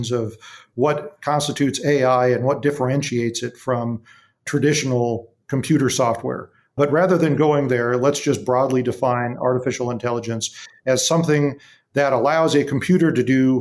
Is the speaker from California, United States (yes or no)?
yes; Big Bear Lake, California, United States; my hometown of Big Bear Lake